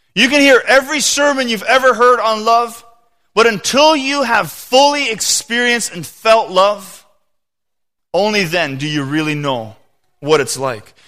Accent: Canada; I am a Canadian, you know, citizen

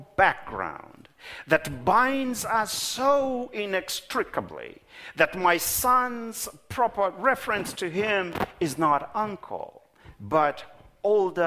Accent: Kenya; moved away as an adult; now in Minnesota, United States; Many years ago, when I moved from Kenya, my home of birth, to Minnesota

